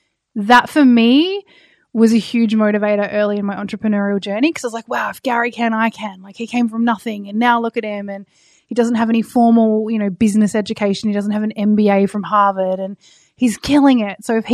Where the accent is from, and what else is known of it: Tasmania, Australia; born or raised there